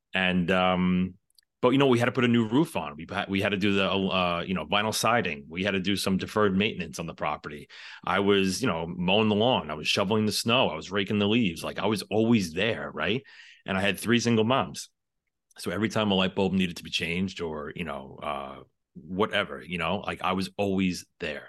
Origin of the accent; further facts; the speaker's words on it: New York City, New York, United States; I am from the New York City area